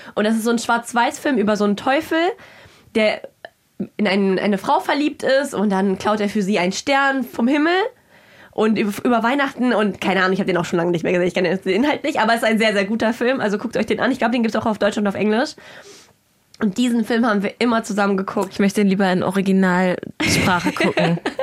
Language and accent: German; Kazakhstan; moved away; ich bin in Kasachstan geboren ich habe aber ganz wilde Roots